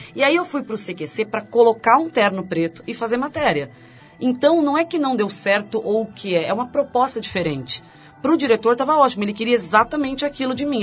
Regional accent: Santo André, São Paulo, Brazil; also born or lived in São Bernardo do Campo; eu nasci em São Bernardo, mas moro em Santo André. Morei a vida inteira.

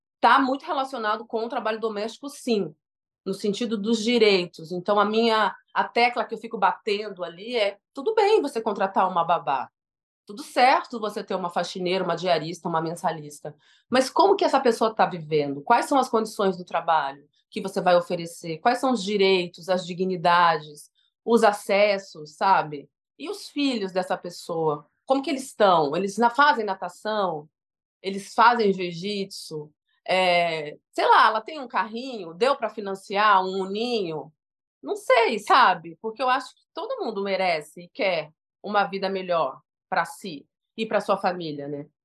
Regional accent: Diadema, São Paulo, Brazil; eu amo ser de Diadema

